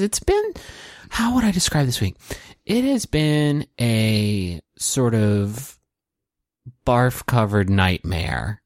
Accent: Chicago, Illinois, United States; I'm from Chicago.

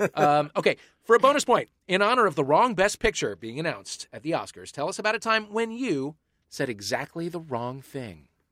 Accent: St. Louis, Missouri, United States; moved away; that's my hometown

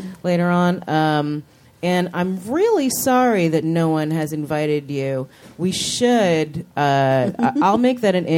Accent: New York City, New York, United States; we grew up in Chelsea in New York and in the 80s

